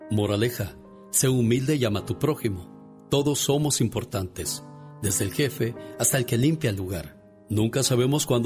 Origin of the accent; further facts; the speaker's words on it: Puebla, Mexico; porque un día salí de Puebla, pero Puebla nunca salió de mí.